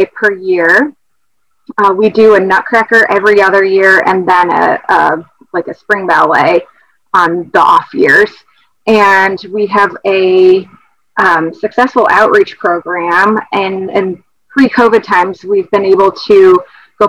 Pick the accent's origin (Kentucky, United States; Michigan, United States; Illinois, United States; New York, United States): Illinois, United States; Rockford; moved away as an adult; also born or lived in Erie, Pennsylvania / Milwaukee / Denver / Missouri; now in Maryland, United States; I grew up in Rockford, Illinois